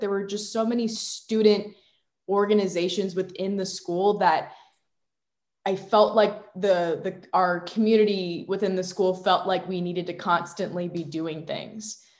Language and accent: English; Virginia, United States; I'm from Virginia. I've lived in Virginia my whole life